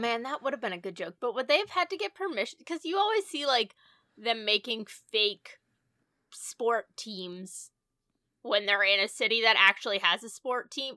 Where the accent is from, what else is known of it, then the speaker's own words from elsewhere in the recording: New England, United States; we are from New England